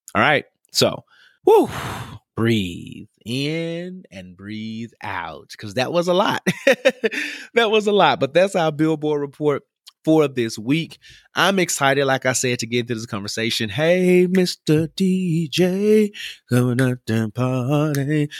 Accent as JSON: {"language": "English", "town": "Memphis", "region": "Tennessee", "country": "United States", "said": "Y'all know I'm from Memphis"}